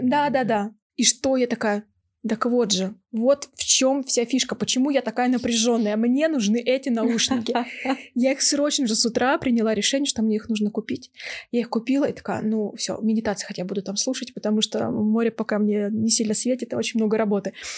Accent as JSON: {"language": "Russian", "town": "Novosibirsk", "region": "Novosibirsk Oblast", "country": "Russia", "tie": "born or raised there", "moved": "yes", "lives_now": "Moscow, Russia", "said": "я родом из Новосибирска, мои родители живут там"}